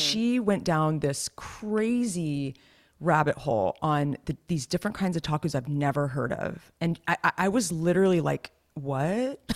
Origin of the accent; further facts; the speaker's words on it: Los Gatos, California, United States; Las Gatas, where I'm from